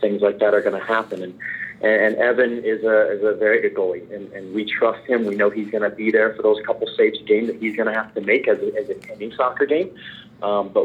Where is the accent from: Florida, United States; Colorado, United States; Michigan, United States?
Florida, United States; Fort Myers; moved away as an adult; I grew up in Florida, Fort Myers, Florida